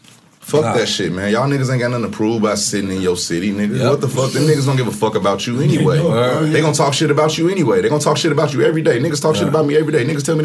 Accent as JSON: {"language": "English", "town": "Gary", "region": "Indiana", "country": "United States", "moved": "yes", "lives_now": "Los Angeles, United States", "said": "I'm from Gary, Indiana, my nigga. I've been living in L.A. 15 years."}